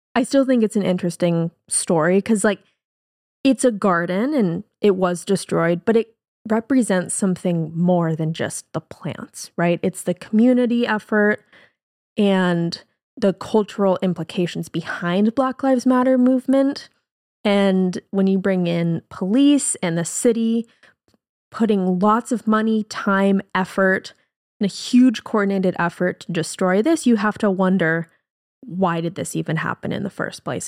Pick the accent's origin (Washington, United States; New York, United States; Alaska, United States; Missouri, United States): Washington, United States; Seattle; we're from Seattle